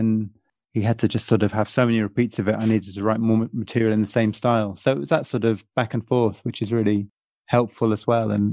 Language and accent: English; England, United Kingdom; being English